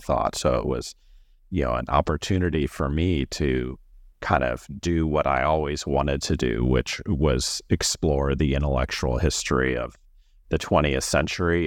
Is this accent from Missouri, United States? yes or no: yes; Missouri, United States; I am from Missouri, and I went to college there